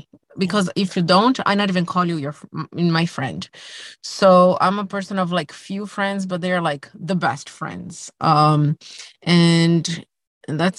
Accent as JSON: {"language": "English", "country": "Brazil", "moved": "as an adult", "lives_now": "United States", "said": "I'm from Brazil and, you know, I spend all my adulthood here by myself, my family is still in Brazil"}